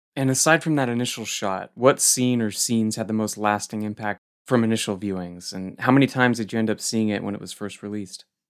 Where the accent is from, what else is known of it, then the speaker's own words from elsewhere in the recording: Goleta, California, United States; my hometown branch in Goleta